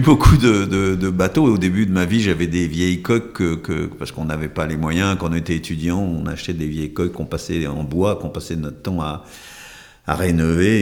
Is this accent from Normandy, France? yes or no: no; Brittany, France; moved away; also born or lived in Hautes-Pyrénées; je suis marin par mon enfance en Bretagne